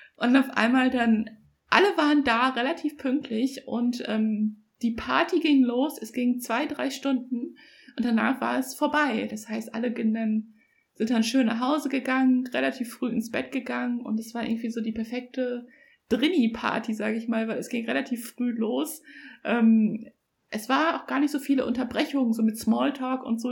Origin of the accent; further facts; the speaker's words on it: Germany; ich bin in Deutschland als Einzelkind aufgewachsen